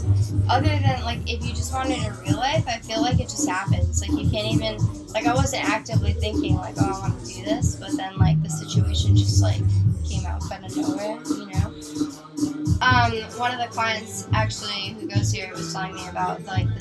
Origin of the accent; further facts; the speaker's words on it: New York, United States; I'm 22 years old, I'm from New York